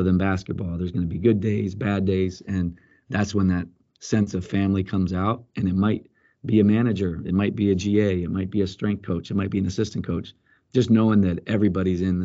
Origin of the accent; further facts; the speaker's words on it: Colombia; also born or lived in Pennsylvania, United States / Washington, D.C., United States / Atlanta, United States; now in Dallas, United States; I grew up in Colombia, South America